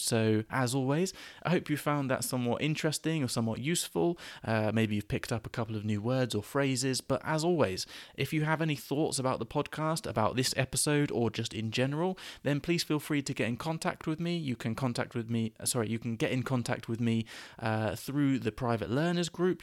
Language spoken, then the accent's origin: English; United Kingdom; British people